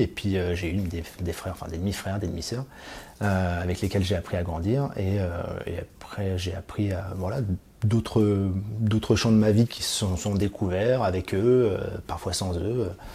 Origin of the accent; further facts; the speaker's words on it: Île-de-France, France; also born or lived in Clichy / Valois; j'ai grandi en Ile-de-France, euh, entre euh, la ville de Clichy et le Valois.